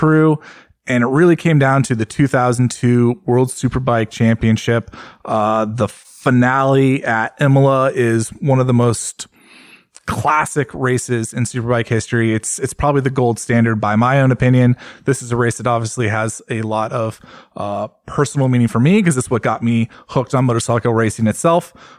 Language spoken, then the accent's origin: English; United States; especially as an American